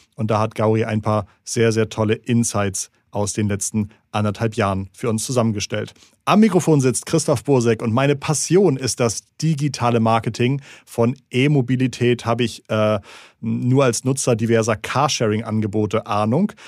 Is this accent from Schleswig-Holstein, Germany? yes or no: yes; Schleswig-Holstein, Germany; ich komme aus Schleswig-Holstein.